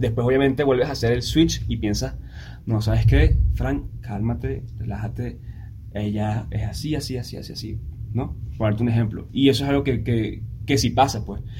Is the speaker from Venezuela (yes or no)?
yes; Venezuela; now in Mexico; yo vengo de Venezuela